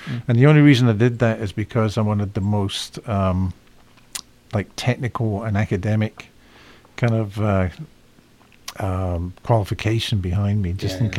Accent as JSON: {"language": "English", "town": "Liverpool", "region": "North West England", "country": "United Kingdom", "tie": "born or raised there", "also_born_or_lived": "Glasgow, Scotland / London", "moved": "yes", "said": "I spent 13 years in Liverpool, but born in Scotland."}